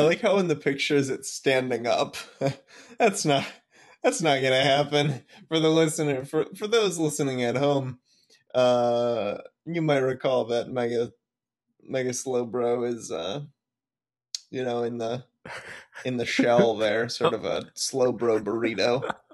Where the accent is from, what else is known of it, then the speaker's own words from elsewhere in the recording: Michigan, United States; moved away; where I grew up, um, it says, uh, that the city is the largest city on Lake Michigan's east coast